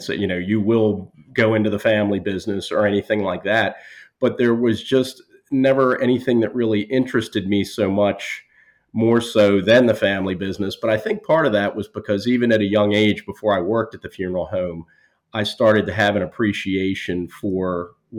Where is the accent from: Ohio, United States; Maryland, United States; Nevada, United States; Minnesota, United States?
Maryland, United States; Baltimore; this is my hometown.